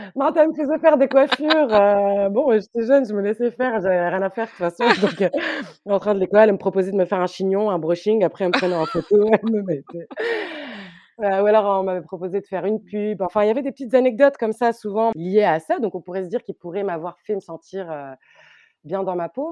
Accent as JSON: {"language": "French", "town": "Tunis", "region": "Tunis Governorate", "country": "Tunisia", "tie": "born or raised there", "said": "J'ai grandi à Tunis, dans un quartier qui s'appelle Denden, pas très loin du Bardo."}